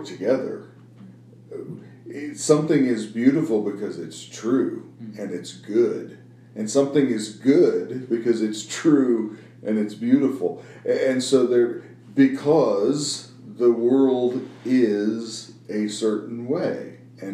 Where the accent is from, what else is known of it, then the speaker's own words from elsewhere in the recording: Midwest, United States; I grew up in the Midwest